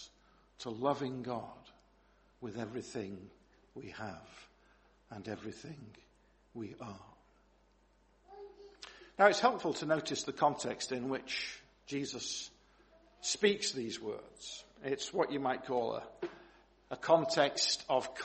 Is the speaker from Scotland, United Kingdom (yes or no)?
no; Manchester, North West England, United Kingdom; growing up in Longsight in Manchester